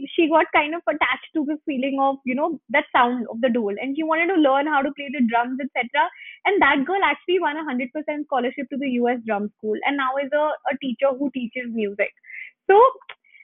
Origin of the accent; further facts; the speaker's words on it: Gurgaon, Haryana, India; also born or lived in Delhi; I've been born and brought up in Gurgaon, and, you know, living in Delhi, college in Delhi